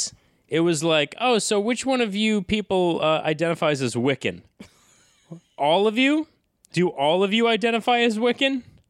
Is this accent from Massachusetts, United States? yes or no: yes; Massachusetts, United States; I grew up in North Shore, Massachusetts, so I was right near